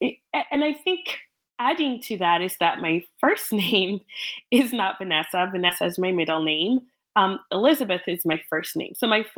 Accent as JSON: {"language": "English", "country": "Cameroon", "tie": "born or raised there", "also_born_or_lived": "England", "second_language": "English", "moved": "yes", "lives_now": "United States", "said": "Cameroon, but moving to England, yes, immediately I very much felt, you know, like a fish out of water. I didn't speak English. The culture was very different than French culture."}